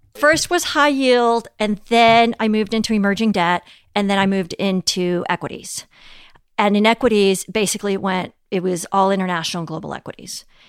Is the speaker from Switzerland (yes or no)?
no; Mexico City, Mexico; moved away; also born or lived in Europe / United States; growing up in Mexico City